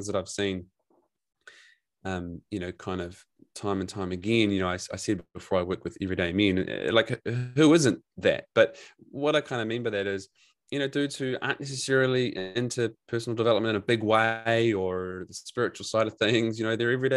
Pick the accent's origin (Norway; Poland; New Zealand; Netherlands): New Zealand; now in Gold Coast, Australia; I'm a New Zealander.